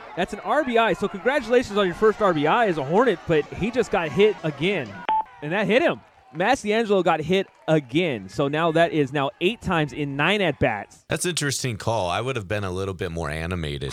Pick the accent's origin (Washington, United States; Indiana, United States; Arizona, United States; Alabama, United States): Washington, United States; Seattle; moved away; my home state of, or my, my home area of Seattle.